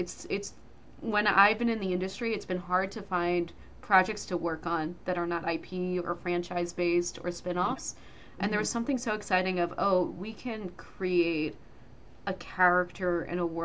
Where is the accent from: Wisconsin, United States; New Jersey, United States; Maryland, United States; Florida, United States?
New Jersey, United States; I grew up in New Jersey